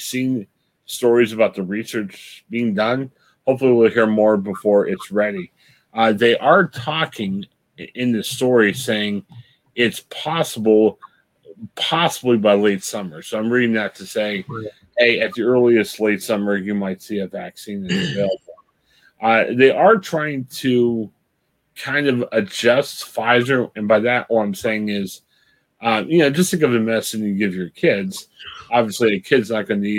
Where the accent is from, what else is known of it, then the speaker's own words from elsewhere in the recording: United States; also born or lived in Columbus, Ohio; We're American